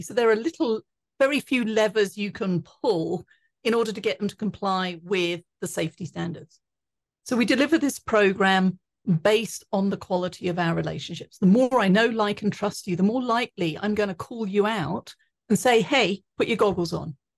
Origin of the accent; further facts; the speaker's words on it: England, United Kingdom; now in Colorado, United States; growing up in England. And I now live in Colorado.